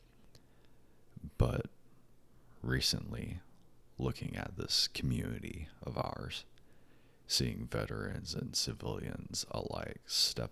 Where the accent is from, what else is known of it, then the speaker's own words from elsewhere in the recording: United States; As an American